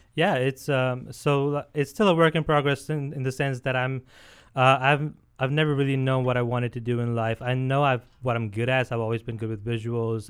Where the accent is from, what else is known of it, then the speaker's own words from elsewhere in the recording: India; now in United States; born and brought up in India